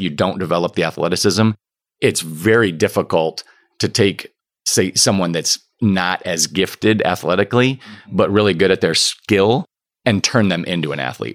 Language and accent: English; Okemos, Michigan, United States; I grew up in Okemos, right by East Lansing